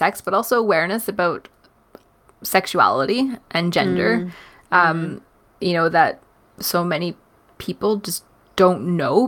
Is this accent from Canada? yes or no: yes; Canada; as a Canadian